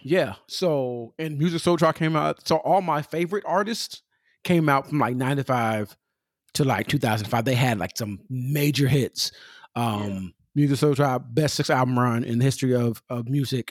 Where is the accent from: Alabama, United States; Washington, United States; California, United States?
California, United States; I'm from Cali.